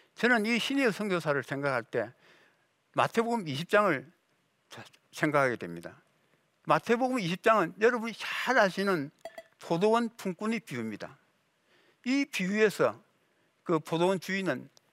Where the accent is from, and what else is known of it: South Korea